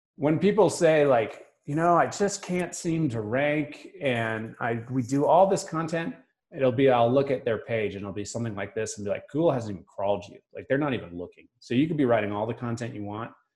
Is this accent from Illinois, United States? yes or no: no; Boston, Massachusetts, United States; also born or lived in New Hampshire; now in Park City, United States; I grew up in Boston, South Shore of Boston